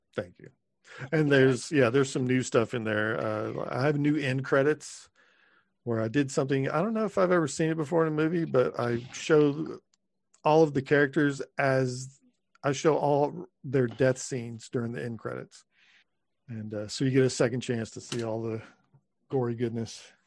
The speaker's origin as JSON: {"language": "English", "region": "Texas", "country": "United States", "tie": "born or raised there", "moved": "as an adult", "lives_now": "Los Angeles, United States", "said": "I grew up in Texas"}